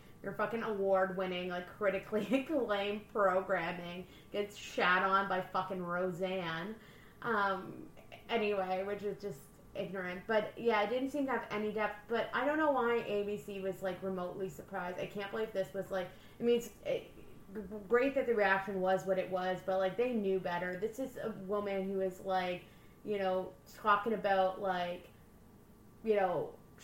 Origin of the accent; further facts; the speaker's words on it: Windsor, Ontario, Canada; I like to think I'm Windsor